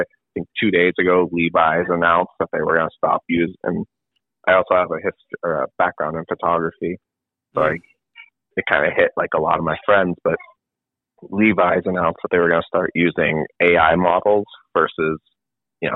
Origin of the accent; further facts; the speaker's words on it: New England, United States; I'm from New England